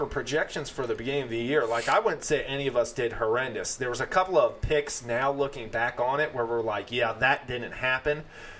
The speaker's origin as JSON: {"language": "English", "town": "Philadelphia", "region": "Pennsylvania", "country": "United States", "said": "I'm from Philadelphia"}